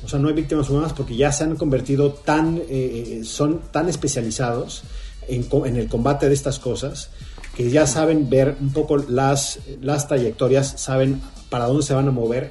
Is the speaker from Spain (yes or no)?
no; Mexico; moved away as an adult; now in Los Angeles, United States; como mexicano